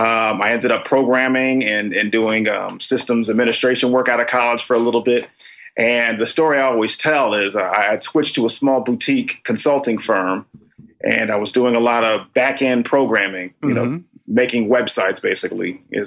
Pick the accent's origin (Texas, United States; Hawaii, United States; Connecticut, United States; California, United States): Connecticut, United States; Danbury; now in Los Angeles, United States; Originally, I'm from Danbury, Connecticut.